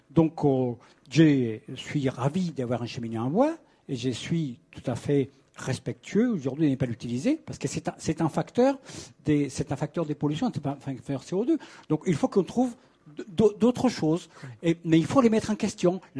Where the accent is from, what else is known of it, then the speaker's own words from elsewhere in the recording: Paris, Île-de-France, France; je vais parler des Paris, je suis parisien, j'habite à Paris, je suis très heureux d'habiter à Paris